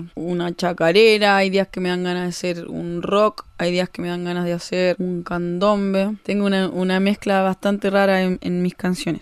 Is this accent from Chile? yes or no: yes; Chile; also born or lived in Valparaíso; now in Bariloche, Argentina; soy una cantautora chilena. Actualmente estoy viviendo en la ciudad de Bariloche